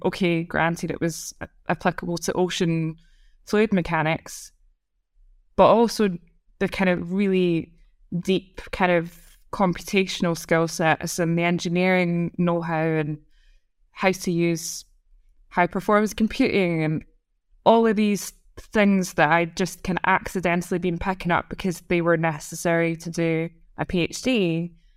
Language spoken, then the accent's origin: English; Scotland, United Kingdom; accent: Scottish; moved away; as a Scottish person